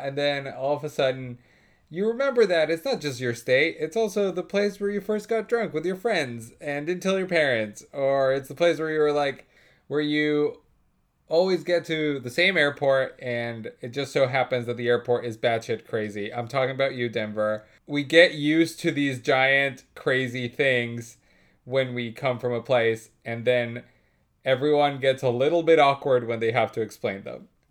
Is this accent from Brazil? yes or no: no; Colombia; now in United States; I am from Colombia.